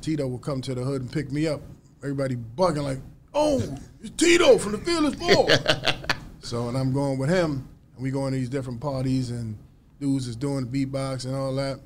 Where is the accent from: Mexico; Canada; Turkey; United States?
United States; New York City, New York; as a kid growing up in New York, I mean, we were just doing that every day in New York City